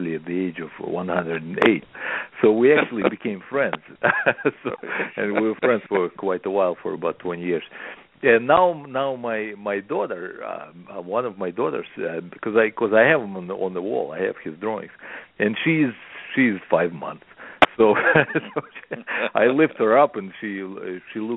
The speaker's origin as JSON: {"language": "English", "region": "Moscow", "country": "Russia", "tie": "born or raised there", "second_language": "English", "moved": "as an adult", "lives_now": "United States", "said": "we had the newspapers glued to the stands in Russia when I was growing up."}